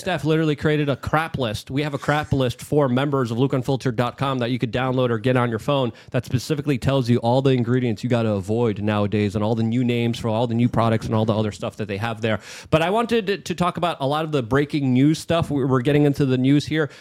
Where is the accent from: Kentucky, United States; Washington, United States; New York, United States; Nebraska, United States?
New York, United States; New York City; now in Miami, United States; I'm a refugee from New York City.